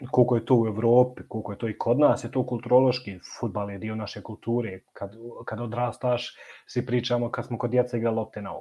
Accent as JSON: {"language": "Croatian", "country": "Bosnia & Herzegovina"}